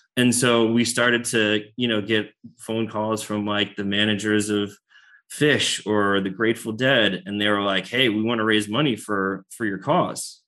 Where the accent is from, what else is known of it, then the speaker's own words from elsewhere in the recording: United States; moved away; I'm from New York, New Jersey originally